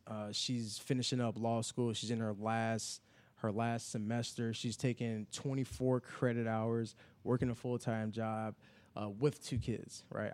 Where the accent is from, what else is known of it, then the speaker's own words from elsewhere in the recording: Chicago, Illinois, United States; moved away as an adult; now in Indianapolis, United States; I grew up in the Chicago on the South Side